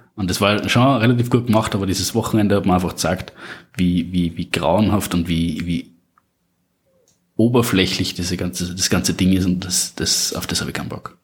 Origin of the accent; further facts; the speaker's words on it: Upper Austria, Austria; now in Salzburg, Austria; ursprünglich und aufgewachsen in Oberösterreich